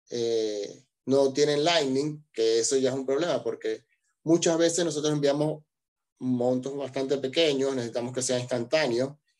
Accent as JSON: {"language": "Spanish", "country": "Venezuela", "moved": "as an adult", "lives_now": "Argentina", "said": "yo soy de Venezuela y emigré a Argentina"}